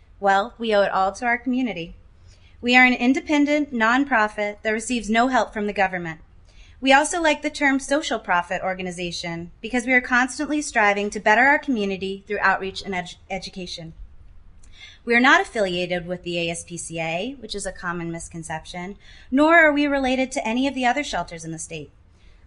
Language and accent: English; Shreveport, Louisiana, United States; My first volunteering job was at my local shelter where I grew up in Shreveport, Louisiana